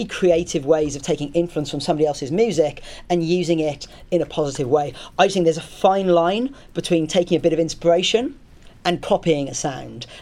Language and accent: English; Southampton, South East England, United Kingdom; It's my hometown.